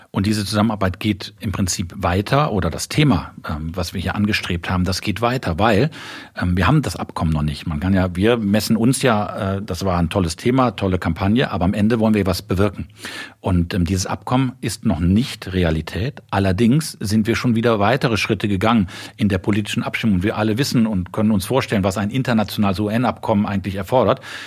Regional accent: Cologne, North Rhine-Westphalia, Germany; Ich bin Kölner, ich habe beim ersten FC Köln Fußball angefangen zu spielen

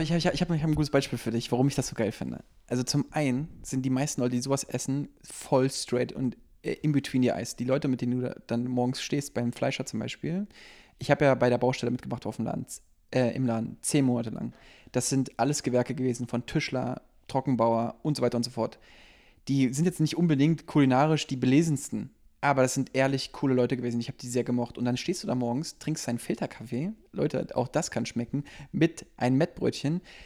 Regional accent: East Germany, Germany; ich bin Ossi

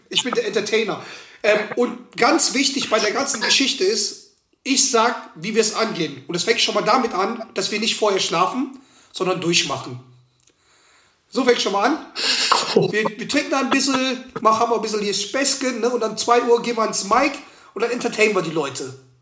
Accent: Schwelm, North Rhine-Westphalia, Germany; ich komme aus Schwelm

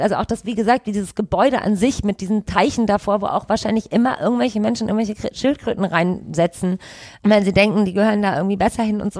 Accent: Düsseldorf, North Rhine-Westphalia, Germany; Ich bin in Goldsheim aufgewachsen

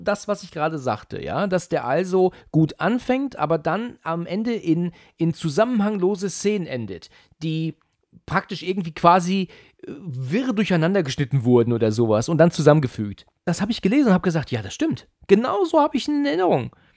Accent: Germany; bei uns in Deutschland

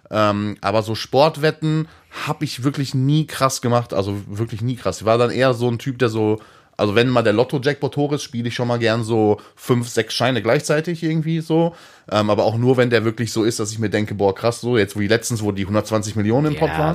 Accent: Hattingen, North Rhine-Westphalia, Germany; aus der Hattinger Ecke, da wo ich geboren bin

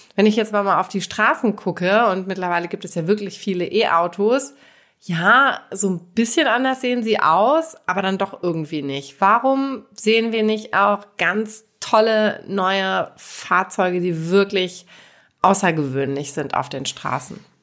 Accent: Hamburg, Germany; in der Stadt hier, in meiner Heimatstadt in Hamburg

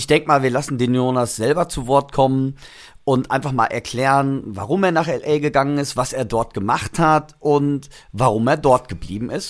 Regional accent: Germany; also born or lived in Los Angeles; als Deutscher

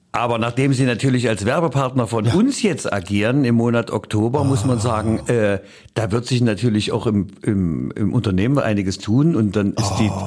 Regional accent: East Germany, Germany; bei uns in der DDR

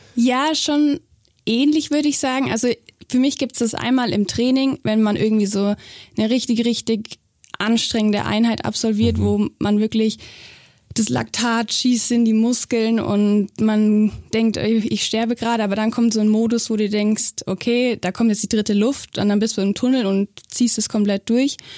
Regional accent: Augsburg, Bavaria, Germany; also born or lived in Weimar; ich bin in Weimar geboren, aber aufgewachsen bin ich eigentlich in Augsburg. Also wir sind sehr früh nach Augsburg dann gezogen und ich bin hier das erste Mal im Boot gesessen und hier zur Schule gegangen.

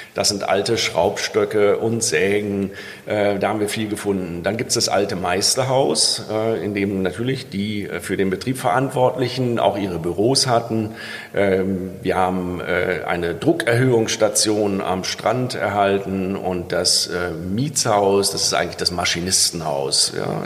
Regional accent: Rhineland, Germany; als Rheinländer

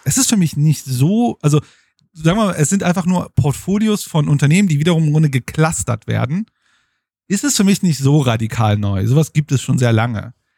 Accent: Bochum, North Rhine-Westphalia, Germany; Ich komme aus Bochum und äh, aus dem Pott sozusagen

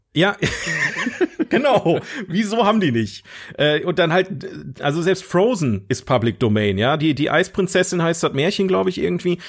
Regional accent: Germany; ich bin Deutscher

